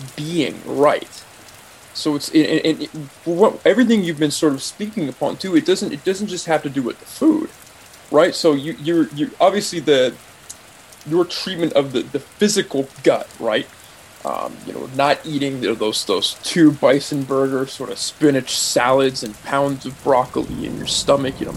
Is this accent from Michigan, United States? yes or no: no; Bay Area, California, United States; I grew up in the Bay Area